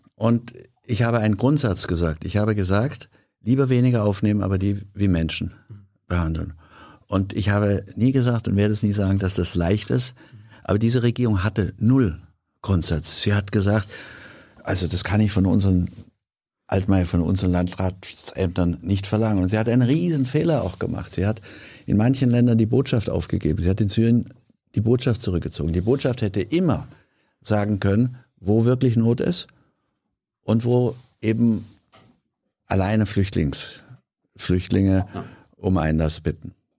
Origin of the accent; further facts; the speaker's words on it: Hanau, Hesse, Germany; meine Heimatstadt, damals die Stadt meiner Eltern Hanau